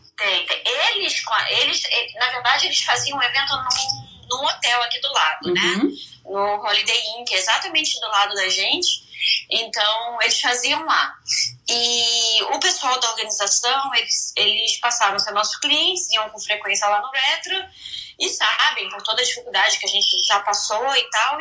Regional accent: Rio de Janeiro, Brazil; moved away as an adult; now in Orlando, United States; sou carioca

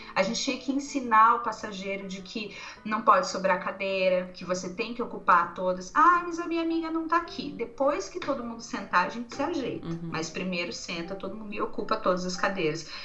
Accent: Brazil; Sou do Brasil

